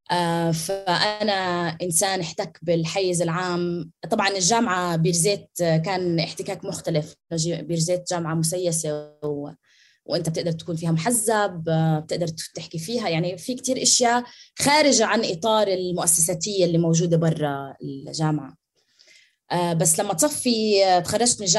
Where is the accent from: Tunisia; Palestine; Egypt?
Palestine; Nablus, West Bank; انا طول عمري بتعرف فلسطينيه بس على اساس اني نابلسيه على اهل ابوي اوكي بس